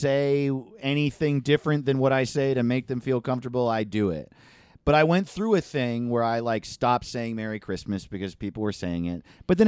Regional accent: Valdosta, Georgia, United States; I'm from Valdosta, Georgia. Sleep kissing capital of the world.

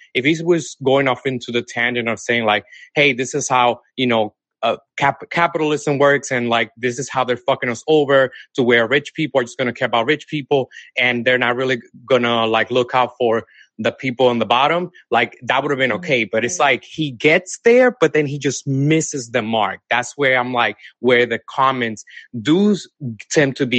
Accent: Dominican Republic; now in Atlanta, United States; I'm originally from Dominican Republic, but I live in Atlanta, okay. Georgia now.

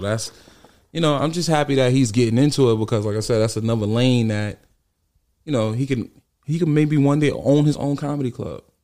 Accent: New York City, New York, United States; also born or lived in Bronx; I'm actually from Harlem, right across the street from, uh, Rucker Park on one hundred fifty-fifth Street.

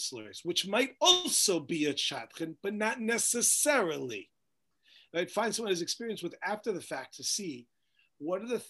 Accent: Woodmere, New York, United States; moved away as an adult; I grew up in Woodmere, New York

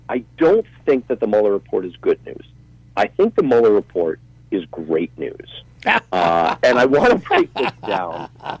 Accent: United States; as an American

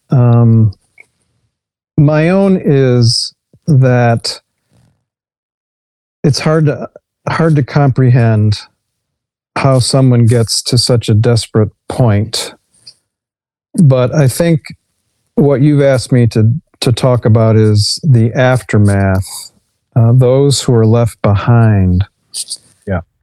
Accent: Dearborn, Michigan, United States; also born or lived in Detroit, Michigan / Redford Township, Michigan; I was born in Detroit. I grew up in Redford Township, and then uh, my real formative years in Dearborn.

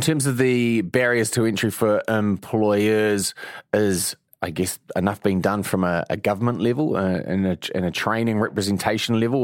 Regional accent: Mount Maunganui, Bay of Plenty, New Zealand; I'm from Mount Maunganui

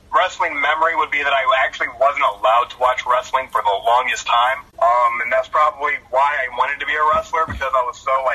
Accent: near Mansfield, Ohio, United States; I gave it a shot here in Mansfield, 10 minutes away from my hometown.

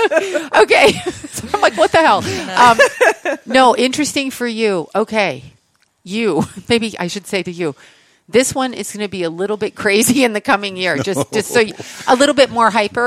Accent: Canada; I'm Canadian

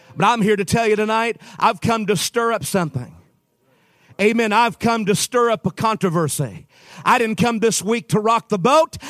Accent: Utah, United States; I'm from Utah

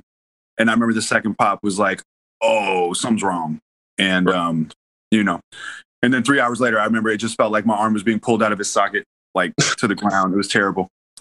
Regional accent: Houston, Texas, United States; now in Los Angeles, United States; I'm from Houston, man. So I just came from the sauna that is Houston, Texas. And now I'm back in LA.

